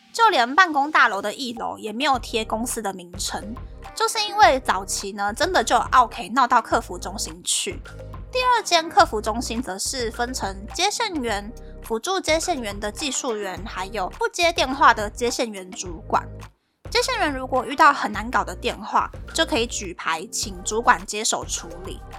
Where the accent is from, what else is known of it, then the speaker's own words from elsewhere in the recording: Taiwan; moved away as an adult; now in Japan; 身为台湾人的我就已经先不行了